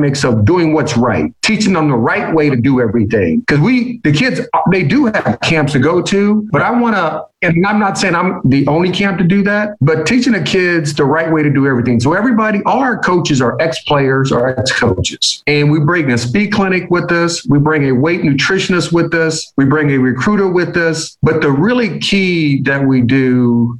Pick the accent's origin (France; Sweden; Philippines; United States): United States; Fort Wayne, Indiana; moved away; my hometown of Fort Wayne, Indiana